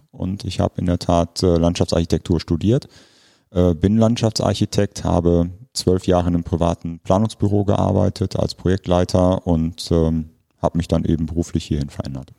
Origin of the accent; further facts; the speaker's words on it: Ruhr area, North Rhine-Westphalia, Germany; moved away as an adult; now in Bremen, Germany; Wir stammen ursprünglich aus dem Ruhrgebiet